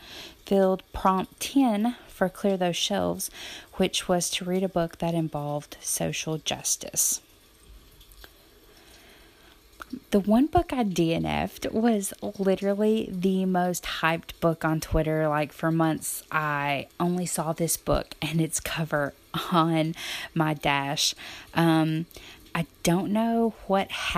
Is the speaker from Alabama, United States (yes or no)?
yes; Alabama, United States; I'm from Alabama